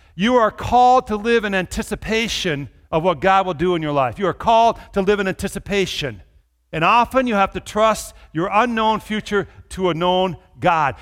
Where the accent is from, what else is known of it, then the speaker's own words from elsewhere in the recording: Minnesota, United States; I grew up in Minnesota